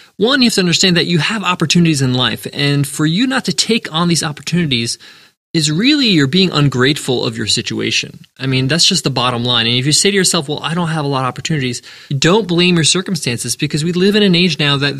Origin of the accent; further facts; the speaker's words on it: New York, United States; me and my sisters were born in the U.S. We grew up in New York